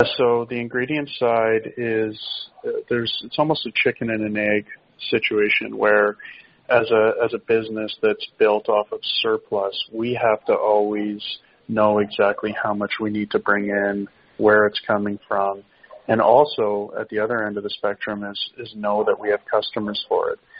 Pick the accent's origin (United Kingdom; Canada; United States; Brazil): Canada; as a Canadian